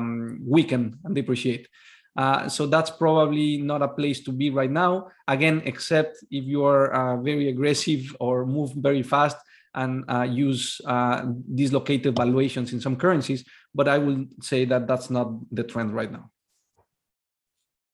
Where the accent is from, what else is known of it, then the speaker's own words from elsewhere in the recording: Mexico; I am from Mexico